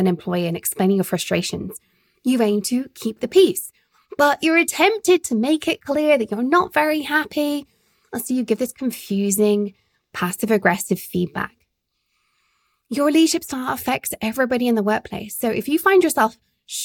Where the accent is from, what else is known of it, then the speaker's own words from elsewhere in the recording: United Kingdom; as a Brit married to a very sarcastic man